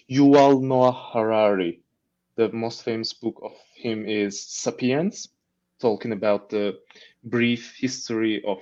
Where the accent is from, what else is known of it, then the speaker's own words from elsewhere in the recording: Mersin, Turkey; first language Turkish; English is a second language; moved away as an adult; also born or lived in Izmir, Turkey; now in Ankara, Turkey; where I come from. It is the southern part of Turkey. The name of my city is Mersin, where we have a long coast and also a port.